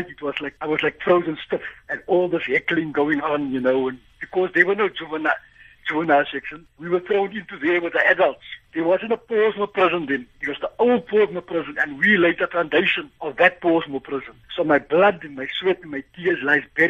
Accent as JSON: {"language": "English", "town": "Cape Town", "region": "Western Cape", "country": "South Africa", "tie": "born or raised there", "said": "I grew up in Cape Town, in Athlone."}